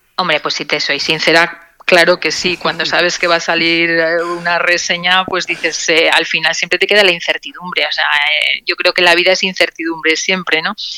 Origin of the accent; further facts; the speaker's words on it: Zaragoza, Aragon, Spain; moved away as an adult; now in Logroño, Spain; soy zaragozana de nacimiento